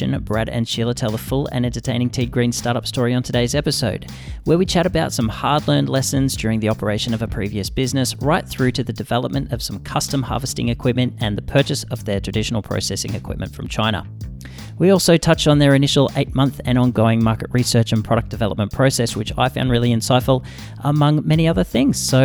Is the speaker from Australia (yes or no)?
yes; Australia; I'm Australian, obviously.